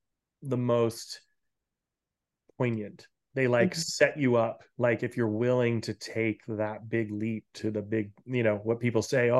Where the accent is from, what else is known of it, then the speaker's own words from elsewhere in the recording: New England, United States; now in Northern California, United States; I grew up in New England. I'm just used to get frigid. And now I live in, you know, Northern California